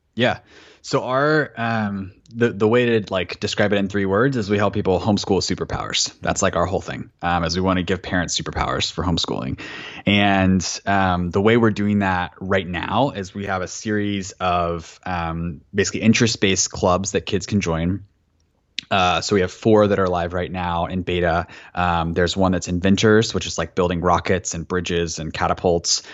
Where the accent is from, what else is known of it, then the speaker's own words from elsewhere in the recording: Florida, United States; also born or lived in Atlanta, Georgia; when I was really young, we moved from Atlanta, where my mom was a public school teacher, to Florida